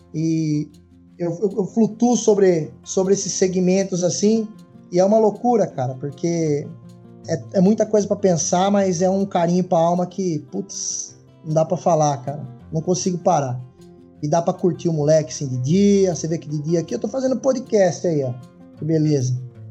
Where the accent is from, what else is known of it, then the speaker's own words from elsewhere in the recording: Itu, São Paulo, Brazil; eu sou de uma cidade interior aqui na, em Itu